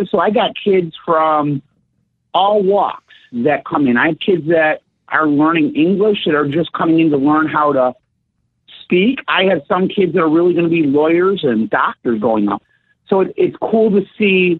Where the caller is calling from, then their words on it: Woodbridge, Virginia, United States; I'm calling from Woodbridge, Virginia